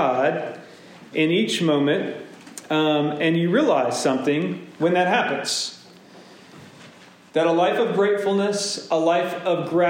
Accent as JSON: {"language": "English", "region": "Deep South", "country": "United States", "tie": "born or raised there", "said": "I grew up in Pentecostal churches and Baptist churches in the Deep South."}